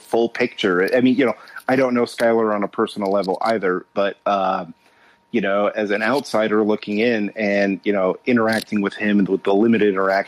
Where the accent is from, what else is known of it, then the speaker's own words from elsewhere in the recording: Southern California, United States; I grew up in Southern California